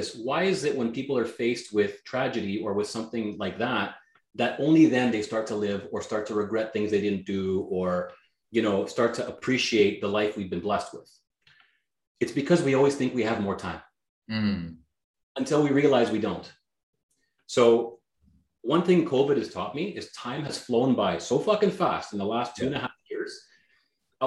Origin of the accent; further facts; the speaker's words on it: Canada; first language Greek; English is a second language; even though I was born in Canada, my first language out of my mouth was Greek